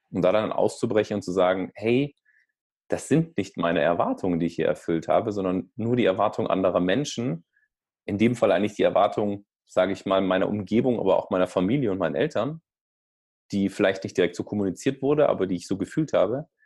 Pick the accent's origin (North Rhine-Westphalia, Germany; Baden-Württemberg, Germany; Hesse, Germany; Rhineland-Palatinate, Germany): Baden-Württemberg, Germany; Vor allem ich als Schwabe, ja, das wäre ja doof.